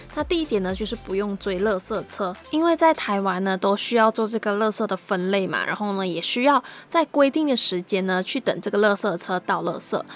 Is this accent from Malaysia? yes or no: yes; Malaysia; moved away as an adult; now in Taiwan; 和我同样来自马来西亚